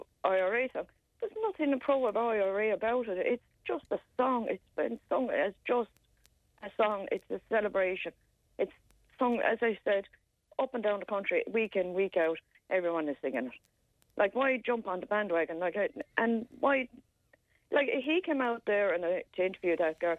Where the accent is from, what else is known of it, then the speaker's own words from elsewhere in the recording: Ireland; as an Irish person